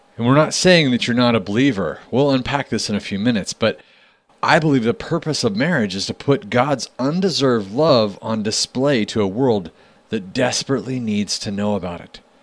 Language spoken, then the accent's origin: English; Wyoming, United States; growing up in Wyoming